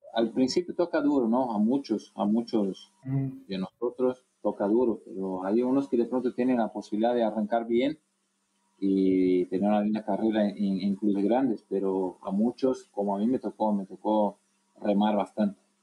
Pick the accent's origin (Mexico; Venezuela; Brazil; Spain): Brazil; moved away; also born or lived in Paraguay; yo soy brasileño